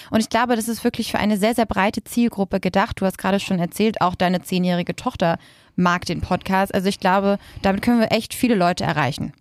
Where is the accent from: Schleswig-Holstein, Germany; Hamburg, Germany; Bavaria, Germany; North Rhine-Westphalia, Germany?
Schleswig-Holstein, Germany; Lübeck; moved away as an adult; now in Berlin, Germany; ich komme ursprünglich aus Lübeck, bin aber schon vor zehn Jahren nach Berlin gezogen